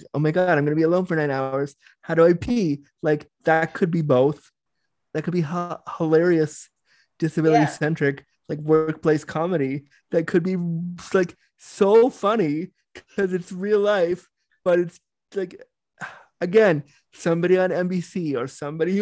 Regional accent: Toronto, Ontario, Canada; I'm from Toronto

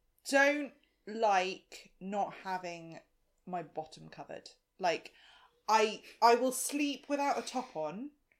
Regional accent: South Africa; I'm South African

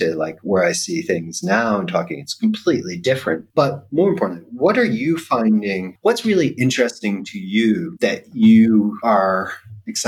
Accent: United States; moved away; I am happy American, but living abroad

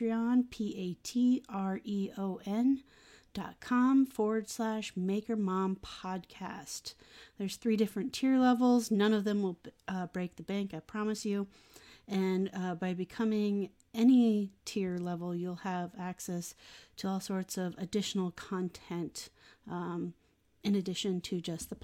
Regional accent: Iowa, United States; born or raised there

